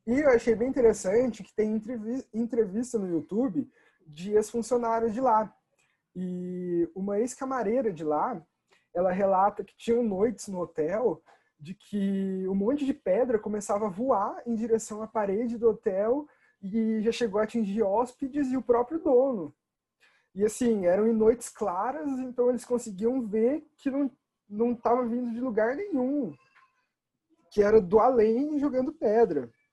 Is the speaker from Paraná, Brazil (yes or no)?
yes; Bandeirantes, Paraná, Brazil; eu vivi minha vida inteira em Bandeirantes